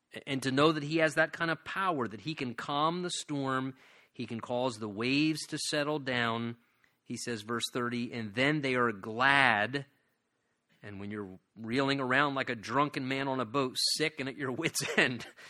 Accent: United States

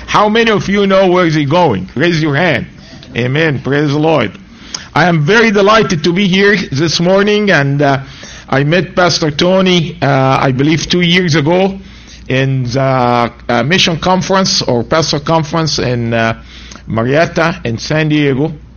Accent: Egypt; moved away; I'm from Egypt.

